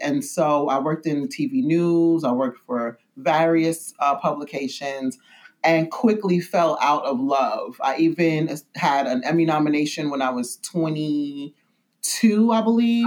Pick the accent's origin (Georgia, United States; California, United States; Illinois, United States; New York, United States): New York, United States; New York City; I'm originally from New York City and I'm from Brooklyn, New York, actually, Bedford Stuyvesant, Bed Stuy, as we say.